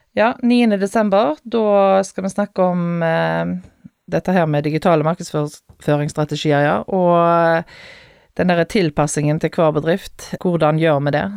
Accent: Haugesund, Rogaland, Norway; moved away as an adult; now in Stord, Norway; Jeg er født og oppvokst i Haugesund

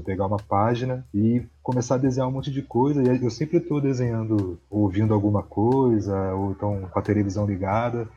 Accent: Rio de Janeiro, Brazil; eu sou da Zona Oeste ali do Rio de Janeiro

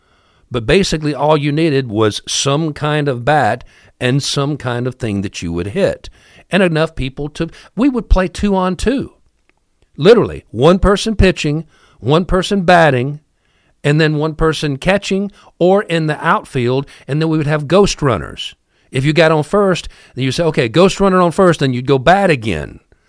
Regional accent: Ohio, United States; In the neighborhood that I grew up in Ohio, we never, ever, ever were bored.

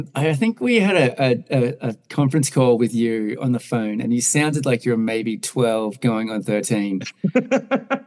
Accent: Australia; moved away as an adult; also born or lived in New York / Denver; now in United States; I grew up in Australia, but moved to the States around 2007

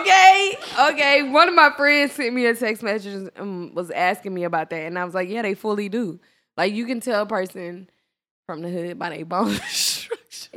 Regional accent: Dallas, Texas, United States; I'm from Dallas.

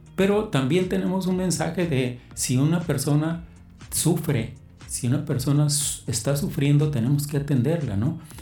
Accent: Mexicali, Baja California, Mexico; also born or lived in Sinaloa; yo no soy de Mexicali, soy de Sinaloa. Okay. Llegué aquí, me trajeron mis padres a los ocho años, de tal manera que pues, aquí hice toda mi vida.

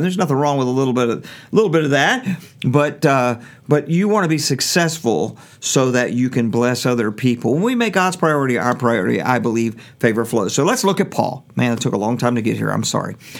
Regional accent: Norfolk, Virginia, United States; I was raised in Norfolk public schools

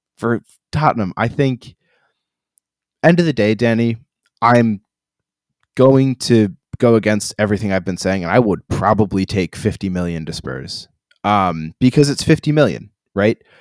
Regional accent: United States; now as an American

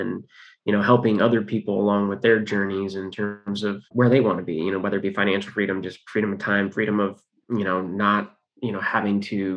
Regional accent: California, United States; We're all from California

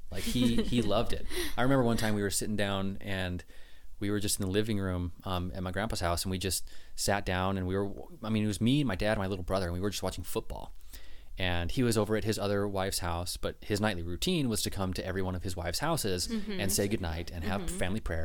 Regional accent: West Jordan, Utah, United States; born there; I was like, no, I was born in Utah, West Jordan.

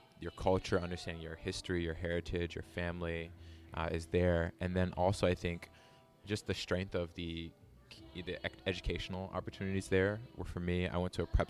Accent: Beltsville, Maryland, United States; moved away as an adult; also born or lived in Guangzhou, China; I grew up in the Washington, D.C. area, specifically a small town in PG County called Beltsville.

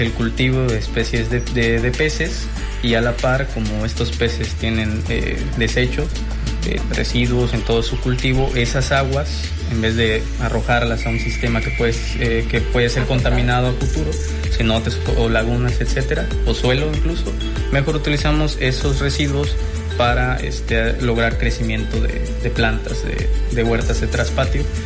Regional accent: Puerto Morelos, Quintana Roo, Mexico; now in Cozumel, Mexico; yo soy de Puerto Morelos

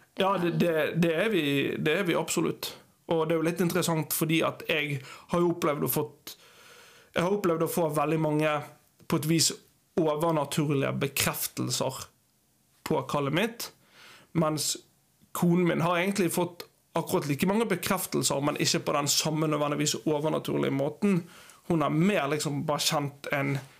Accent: Bergen, Vestland, Norway; moved away as an adult; also born or lived in Eastern Norway / Uganda; now in Kviteseid, Norway; Jeg er ja, født og oppvokst i Bergen.

